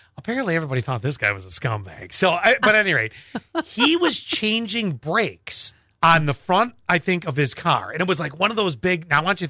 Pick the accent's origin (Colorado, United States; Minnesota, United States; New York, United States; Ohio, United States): New York, United States; Buffalo; when I was growing up in Buffalo